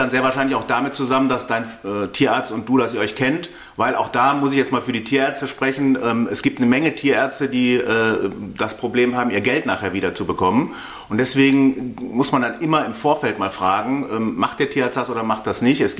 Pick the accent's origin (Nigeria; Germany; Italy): Germany; North Rhine-Westphalia; Ähm, ich komme aus Nordrhein-Westfalen.